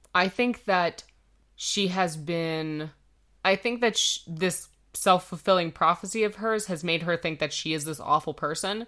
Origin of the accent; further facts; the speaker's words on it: Canada; we're Canadian